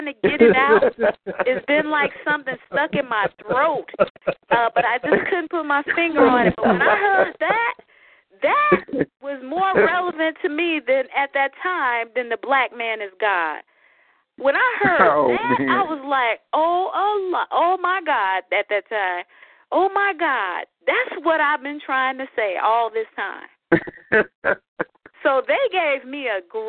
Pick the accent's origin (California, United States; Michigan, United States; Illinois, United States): Illinois, United States; Chicago; also born or lived in Montgomery, Alabama; I'm from Chicago